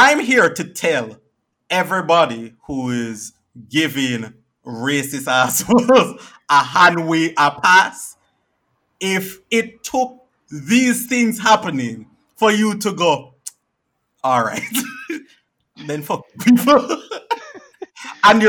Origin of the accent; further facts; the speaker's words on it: Jamaica; I am from Jamaica